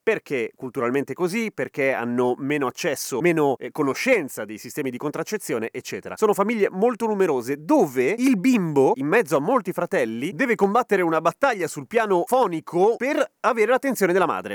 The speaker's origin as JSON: {"language": "Italian", "country": "Chile", "accent": "Chilean Spanish", "first_language": "Spanish", "moved": "yes", "lives_now": "Italy", "said": "io sono madrelingua spagnola, però spagnolo cileno"}